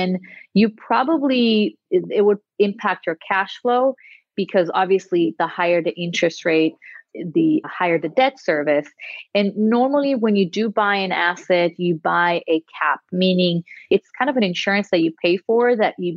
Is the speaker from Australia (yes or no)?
no; Israel; moved away as an adult; now in United States; I'm originally from Israel